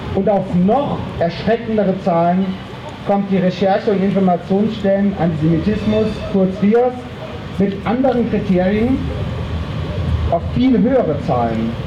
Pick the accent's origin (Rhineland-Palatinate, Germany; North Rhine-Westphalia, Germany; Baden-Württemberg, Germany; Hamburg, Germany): Baden-Württemberg, Germany; Freiburg im Breisgau; als Freiburger